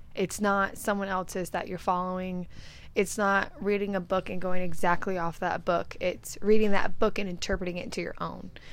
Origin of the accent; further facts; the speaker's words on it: California, United States; now in Arizona, United States; I come from California. I currently resonate in Arizona